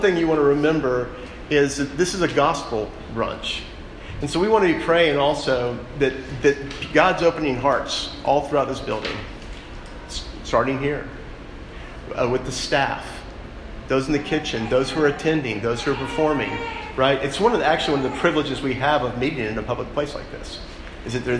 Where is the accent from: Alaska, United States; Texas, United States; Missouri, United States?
Texas, United States; Dallas; I grew up in Texas. I grew up in Dallas